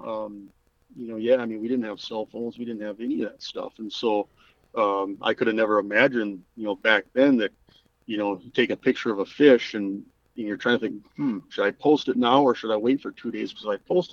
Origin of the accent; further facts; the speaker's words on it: Minot, North Dakota, United States; when I was growing up in Minot, North Dakota